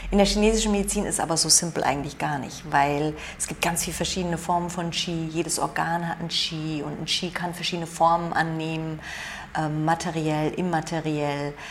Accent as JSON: {"language": "German", "country": "Germany", "tie": "born there", "said": "Meine Umweltbedingungen in dem Land, in dem ich geboren bin. Ich habe halt das Glück, ich bin in Deutschland geboren oder auch das Pech, je nachdem, wie man es betrachtet."}